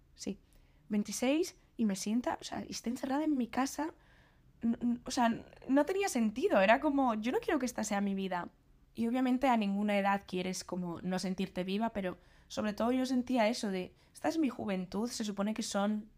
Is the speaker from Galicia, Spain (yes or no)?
yes; Galicia, Spain; moved away as an adult; also born or lived in Madrid; now in Santander, Spain; mi pueblo, en Galicia